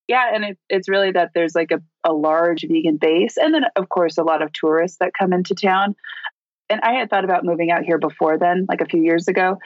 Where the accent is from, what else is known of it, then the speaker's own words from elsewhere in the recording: Orange County, California, United States; moved away as an adult; also born or lived in Corona, California; now in Las Vegas, United States; I grew up in Orange County my entire life, basically, aside from like the first 6 months, which was in Corona, which is just outside of Orange County. But yeah, so I lived in Southern California my whole life before this.